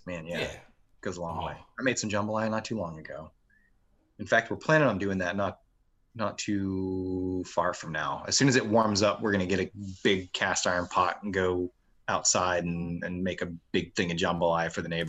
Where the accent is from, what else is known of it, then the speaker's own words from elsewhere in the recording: Marksville, Louisiana, United States; moved away as an adult; I was born in Marksville.